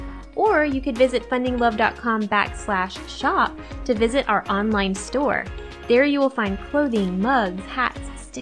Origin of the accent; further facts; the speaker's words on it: Georgia, United States; I'm from Georgia.